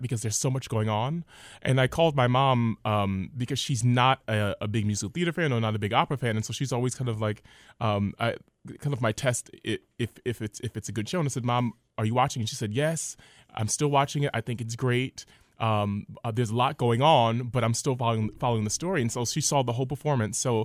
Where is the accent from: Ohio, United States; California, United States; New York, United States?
New York, United States; New York City; I grew up in Harlem, New York, in New York City